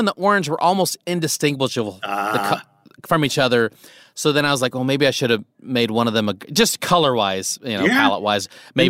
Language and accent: English; Nebraska, United States; I grew up in Nebraska.